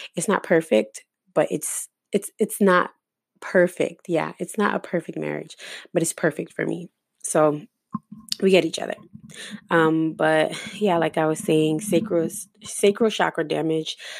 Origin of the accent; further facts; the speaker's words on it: New Jersey, United States; now in Florida, United States; I ended up moving to Florida. I'm originally from Jersey